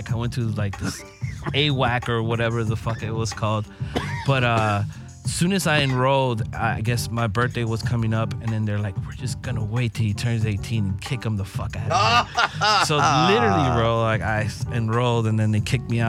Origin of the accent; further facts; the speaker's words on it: Los Angeles, California, United States; I'm born and raised in LA.